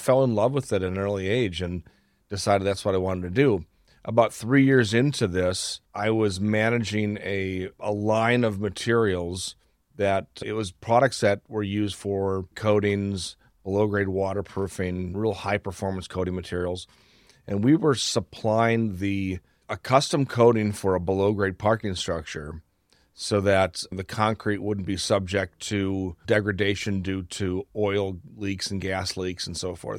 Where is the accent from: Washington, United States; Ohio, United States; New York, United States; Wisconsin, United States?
Wisconsin, United States; I'm talking to a fellow Wisconsin.